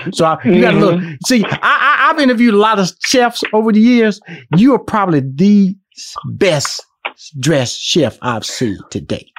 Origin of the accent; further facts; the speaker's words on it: Houston, Texas, United States; also born or lived in Los Angeles / New York; now in Atlanta, United States; I've been living in Atlanta since 2007. I lived in Los Angeles 15 years, and I was born and raised in Houston, Texas.